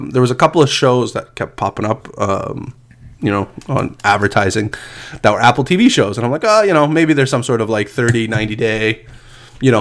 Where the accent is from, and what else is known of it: Canada; accent: Canadian